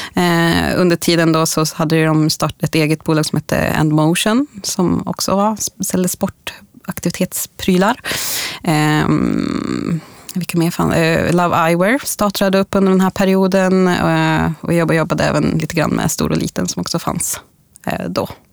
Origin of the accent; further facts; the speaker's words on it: Bollnäs, Gävleborg County, Sweden; moved away; där jag kommer från Bollnäs från ursprungligen